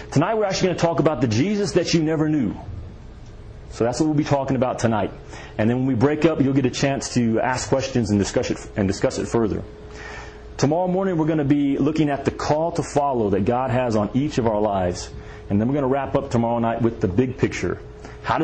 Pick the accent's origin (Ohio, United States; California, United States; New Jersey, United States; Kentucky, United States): Kentucky, United States; I'm from Kentucky